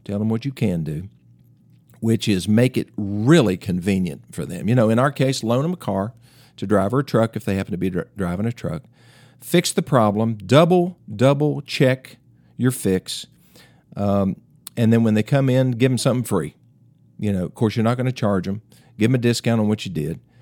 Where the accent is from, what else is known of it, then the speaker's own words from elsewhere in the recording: Greeneville, Tennessee, United States; my hometown, Greenville, Tennessee